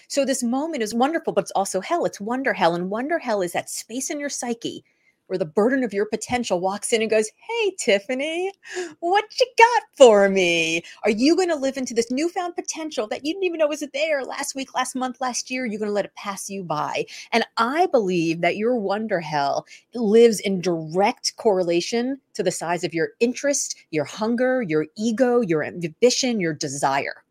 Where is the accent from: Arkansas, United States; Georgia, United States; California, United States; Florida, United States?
Florida, United States; Miami; moved away as an adult; now in Boston, United States; I didn't move to Boston until the early two thousands, but in nineteen eighty-six, growing up in Miami